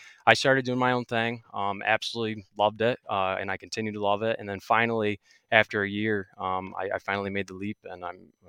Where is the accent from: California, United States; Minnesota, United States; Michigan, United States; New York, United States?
New York, United States; Yeah, so I grew up here in Central New York. I was lucky enough to have a family farm that I could experiment on.